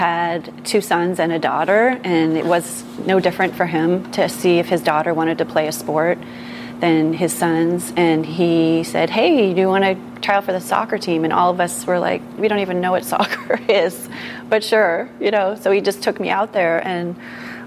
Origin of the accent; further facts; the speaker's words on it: Berkeley, California, United States; I grew up in Berkeley